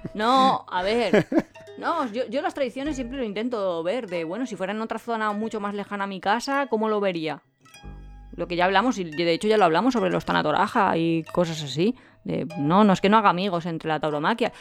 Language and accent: Spanish; Alicante, Valencian Community, Spain; nosotros somos de Alicante